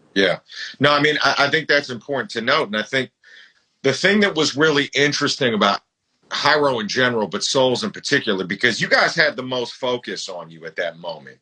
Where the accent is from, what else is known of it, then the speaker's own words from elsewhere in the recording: Bay Area, California, United States; I was from the Bay Area